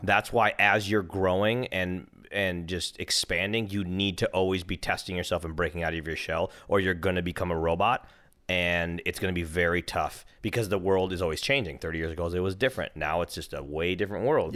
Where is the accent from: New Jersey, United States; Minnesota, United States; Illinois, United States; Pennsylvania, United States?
Minnesota, United States; now in California, United States; I'm from Minnesota and it's cold there.